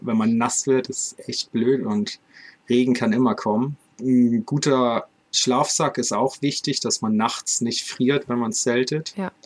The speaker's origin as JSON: {"language": "German", "region": "Northern Germany", "country": "Germany", "tie": "born or raised there", "said": "aus Norddeutschland gekauft, aus meiner Heimatstadt"}